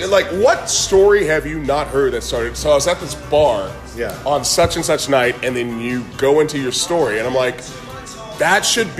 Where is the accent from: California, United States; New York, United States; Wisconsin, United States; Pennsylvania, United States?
California, United States; Vallejo; That's my hometown, yeah. Vallejo, California.